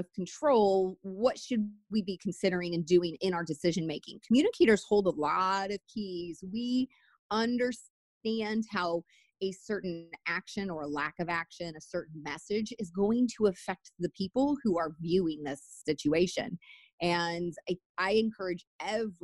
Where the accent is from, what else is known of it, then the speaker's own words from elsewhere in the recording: United States; as an American